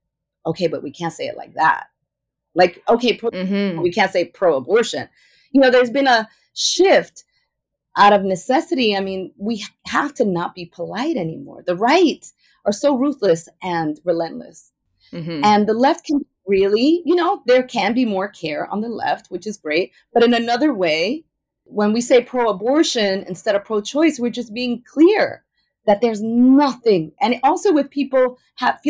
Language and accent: English; New York, United States; I am a native New Yorker and Ecuadorian